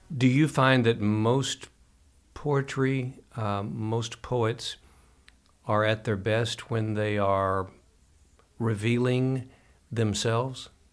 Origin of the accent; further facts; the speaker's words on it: Kentucky, United States; we Kentuckians, lifelong natives